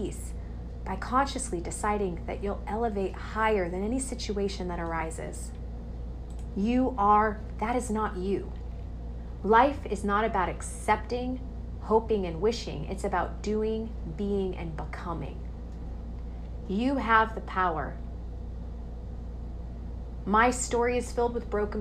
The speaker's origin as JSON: {"language": "English", "area": "Coachella Valley", "region": "California", "country": "United States", "said": "I'm from Coachella Valley, California, one of the beautiful places in the world"}